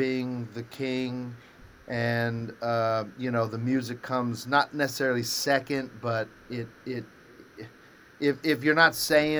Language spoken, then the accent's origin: English; Nashville, Tennessee, United States; but anyway, growing up in Nashville musically, as I wouldn't change it for the world.